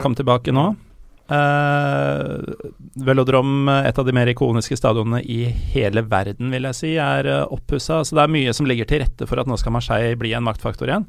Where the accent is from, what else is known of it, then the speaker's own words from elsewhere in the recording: Norway; jeg er fra Norge